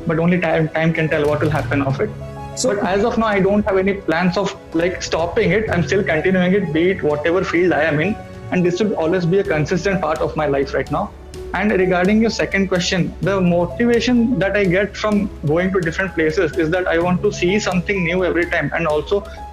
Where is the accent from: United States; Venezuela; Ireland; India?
India; Odisha; moved away as an adult; now in Thiruvananthapuram, India; I'm from Odisha, but currently I'm working in Trivandrum of Kerala.